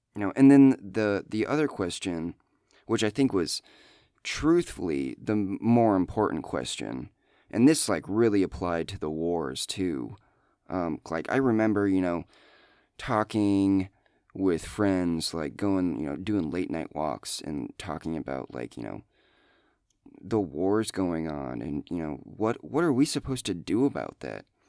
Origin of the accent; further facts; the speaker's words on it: Iowa, United States; I'm from Iowa